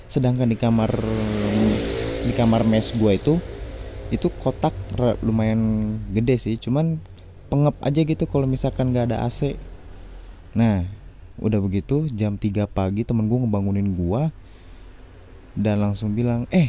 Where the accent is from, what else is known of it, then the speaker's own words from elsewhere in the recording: Kuningan, West Java, Indonesia; born there; dan gue lahir di Kuningan, Cirebon